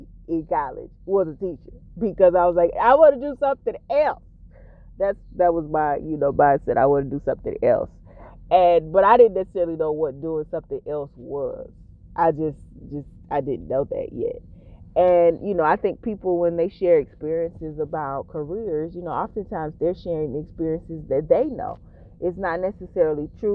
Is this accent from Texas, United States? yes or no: no; near Augusta, Georgia, United States; I tell people I'm from Augusta because the smaller town that I'm actually from, most people won't necessarily know it. But, and I'm a Georgian.